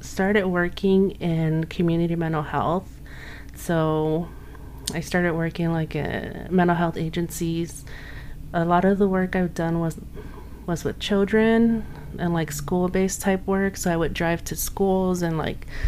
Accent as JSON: {"language": "English", "town": "Los Angeles", "region": "California", "country": "United States", "tie": "born or raised there", "lives_now": "Montclair, United States", "said": "I grew up in Los Angeles, but I'm currently living in Montclair, which is in San Bernardino County"}